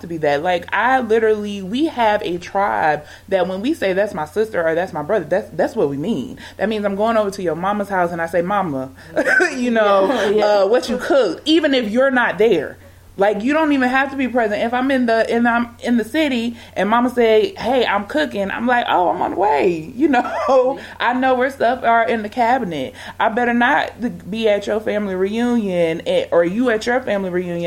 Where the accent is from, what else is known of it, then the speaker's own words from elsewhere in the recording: Georgia, United States; moved away; I'm from Georgia, when I moved back to Georgia, I'm not around technically what I would say blood family